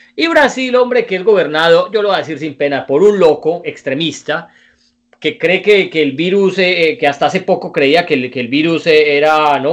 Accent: Colombia; somos colombianos

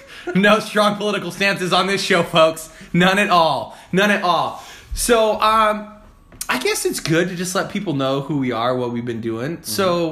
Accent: Parker, Arizona, United States; moved away as an adult; now in Seattle, United States; I grew up, one square mile town, a little place called Parker, Arizona, right on the Colorado River, folks.

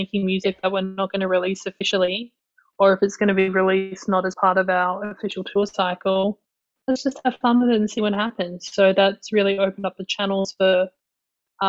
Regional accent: Adelaide, South Australia, Australia; also born or lived in Northern Territory; now in Melbourne, Australia; moving to Adelaide, you know, growing up in Adelaide

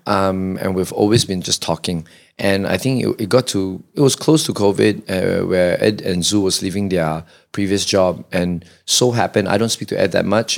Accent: Kuala Lumpur, Malaysia; I'm, I'm born and bred K L

